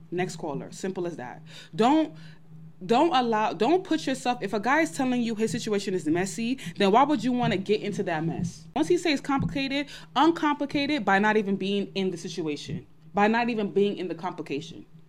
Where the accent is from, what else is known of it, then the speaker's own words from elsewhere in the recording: New York City, New York, United States; I'm from Brooklyn.